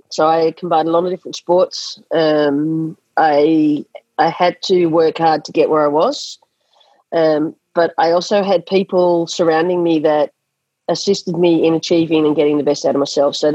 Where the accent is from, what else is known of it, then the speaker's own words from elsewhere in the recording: Australia; school sports is an integral part of um, growing up in Australia, and that is not not the, not the case in a lot of countries.